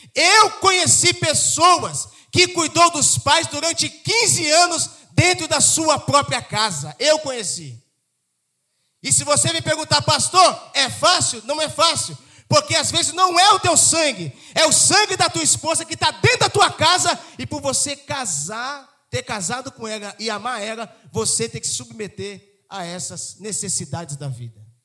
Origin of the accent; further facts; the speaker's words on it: São Paulo, Brazil; also born or lived in Rio de Janeiro state; now in Rio de Janeiro, Brazil; Eu vim do estado de São Paulo